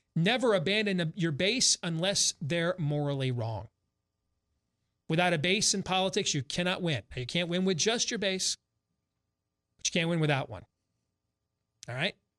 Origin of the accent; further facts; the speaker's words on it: Iowa, United States; We're from Iowa